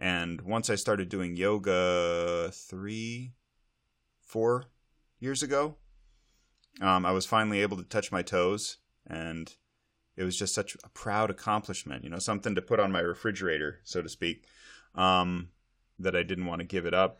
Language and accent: English; Montana, United States; now in Snohomish County, Washington, United States; as a kid growing up in Montana